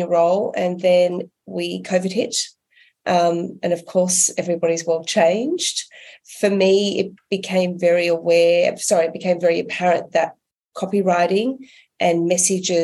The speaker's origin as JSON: {"language": "English", "country": "Australia", "said": "I'm an Aussie."}